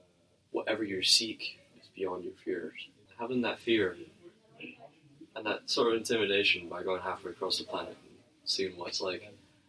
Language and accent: English; Scotland, United Kingdom; moved away as an adult; now in San Jose, United States; I come from Scotland. I'm studying now in San Jose State for my fourth semester.